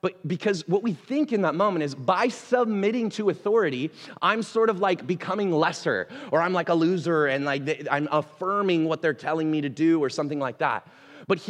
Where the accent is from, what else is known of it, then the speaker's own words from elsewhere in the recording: Portland, Oregon, United States; also born or lived in Missouri; I was from Portland, right? Like I grew up here in the Northwest